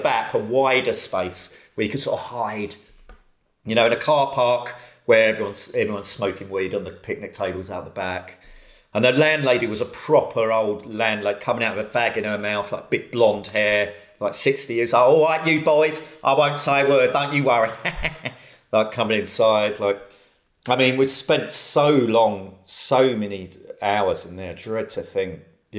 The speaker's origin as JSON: {"language": "English", "town": "Romford", "region": "London", "country": "United Kingdom", "tie": "born or raised there", "said": "Romford, and there was one pub there that me and all my mates went to called the Golden Lion."}